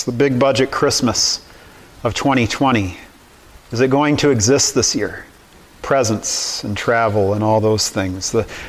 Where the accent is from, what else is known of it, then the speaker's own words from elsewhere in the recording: California, United States; I had the privilege of growing up in California, and there is, in California, just a couple hours from my home, is the Monterey Bay Aquarium.